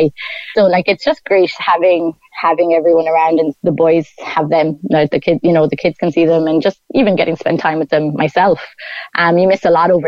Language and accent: English; Ireland; moved away as an adult; also born or lived in Singapore; I am Irish.